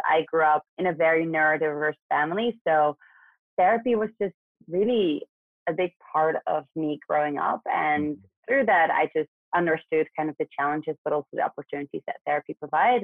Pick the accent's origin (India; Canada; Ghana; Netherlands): Netherlands; moved away as an adult; also born or lived in New York; now in United States; I'm actually born and raised in Western Europe, so in the Netherlands.